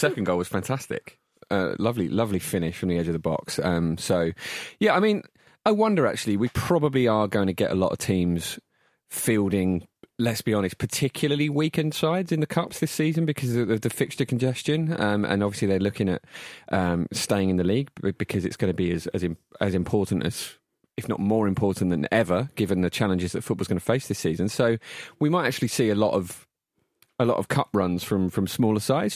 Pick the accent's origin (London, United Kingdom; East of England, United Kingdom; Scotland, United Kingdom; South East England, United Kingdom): London, United Kingdom; Barking; I was born in Barking Hospital